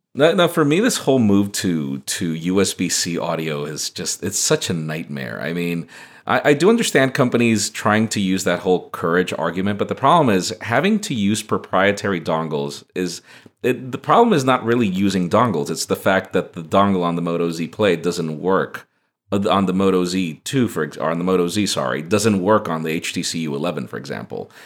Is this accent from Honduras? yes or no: yes; Honduras; moved away; I'm originally from Honduras